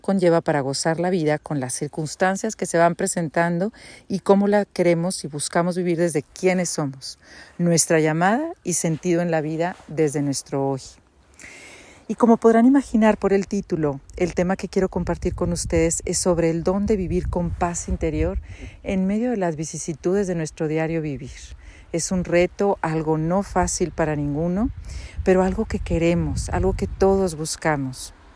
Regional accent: Monterrey, Nuevo León, Mexico; moved away as an adult; also born or lived in United States; now in Switzerland; Soy de Monterrey, graduada del TEC de Monterrey

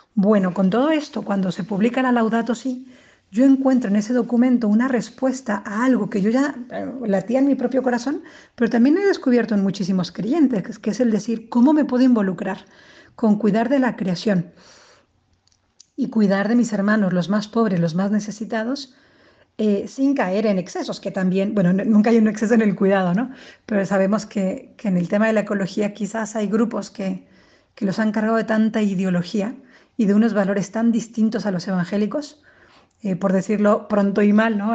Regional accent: Guaymas, Sonora, Mexico; moved away as an adult; now in Madrid, Spain; Soy mexicana del norte de Guaymas, Sonora, pero eh, desde hace 10 años vivo en Madrid

